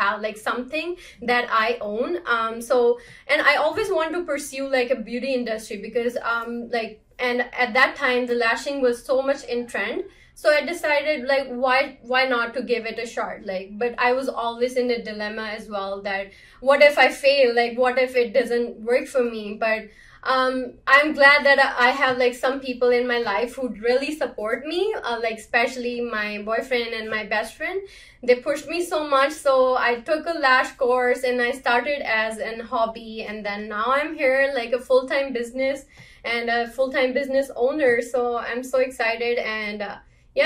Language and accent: English; India; moved away as an adult; now in Canada; I was born in India and moved in Canada in 2016.